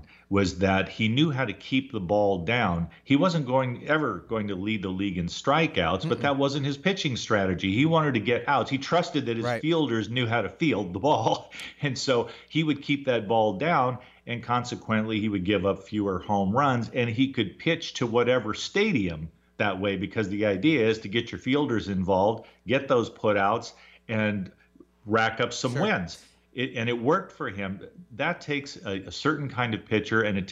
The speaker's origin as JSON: {"language": "English", "region": "Southern California", "country": "United States", "tie": "born or raised there", "moved": "yes", "said": "I grew up in Southern California"}